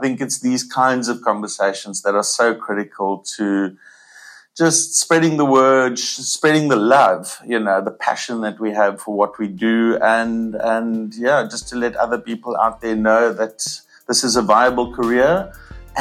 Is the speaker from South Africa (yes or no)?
yes; Cape Town, Western Cape, South Africa; I'm from Cape Town